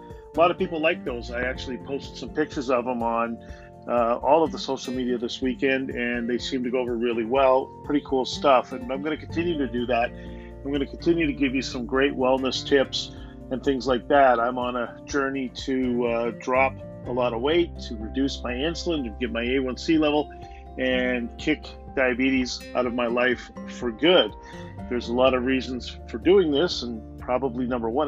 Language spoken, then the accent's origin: English; Canada; I'm from Canada